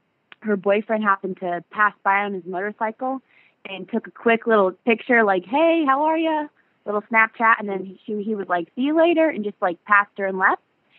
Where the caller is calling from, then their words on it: Lima, Ohio, United States; I'm calling from Lima, Ohio.